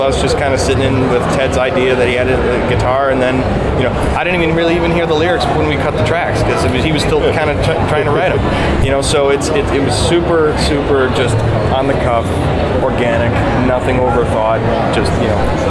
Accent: Detroit, Michigan, United States; born or raised there

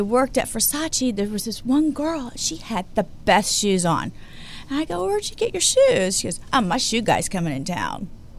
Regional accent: Houston, Texas, United States; born or raised there; moved away as an adult; also born or lived in Miami / Paris; now in Los Angeles, United States

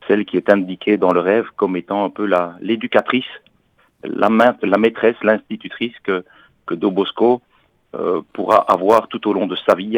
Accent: Belgium; accent: Belgian; moved away as an adult; now in Paris, France; Vous entendez peut-être à mon accent que je suis euh, pas parisien, je suis belge

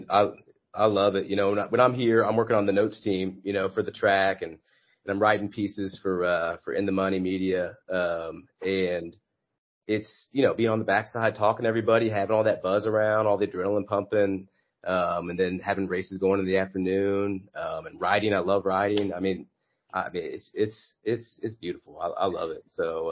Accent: Kansas City, United States; I'm from Kansas City

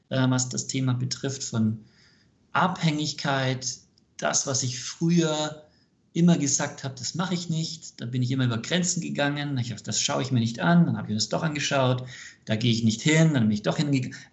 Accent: United States; born there; Ich bin ähm, gebürtiger Amerikaner.

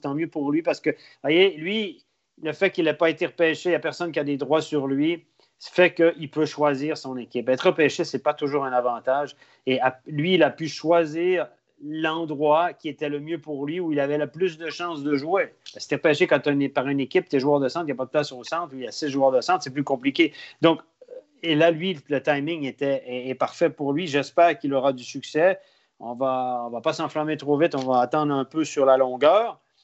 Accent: Quebec, Canada; on est Québécois

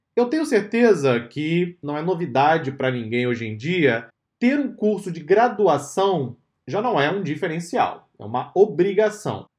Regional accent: Brazil; Nós, que somos brasileiros aqui na DSA

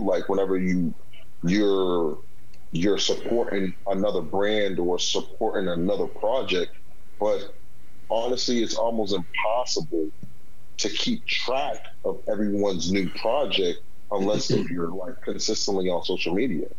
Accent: Boston, Massachusetts, United States; also born or lived in Washington, D.C.; Born in D.C uh, raised in Boston, but um, you know, um, for the most part, you know, I lived most of my my lifehood here in the Bean

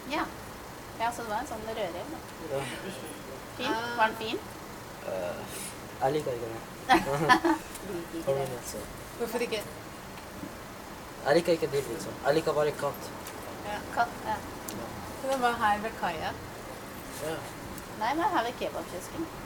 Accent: Alta, Finnmark, Norway; Jeg er fra Alta.

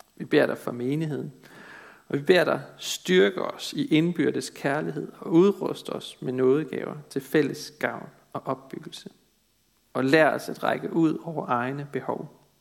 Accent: Denmark; vi som danskere er et folk, der vandrer i mørket

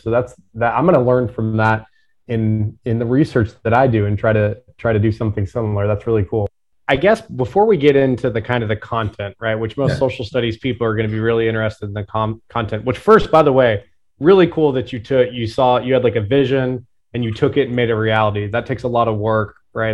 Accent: Tulsa, Oklahoma, United States; I'm from Tulsa and grew up very close to where the race massacre happened

